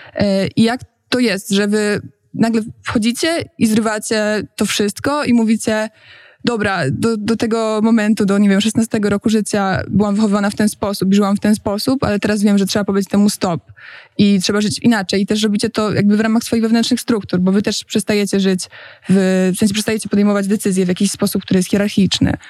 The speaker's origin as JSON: {"language": "Polish", "town": "Poznań", "region": "Greater Poland", "country": "Poland", "moved": "as an adult", "lives_now": "Warsaw, Poland"}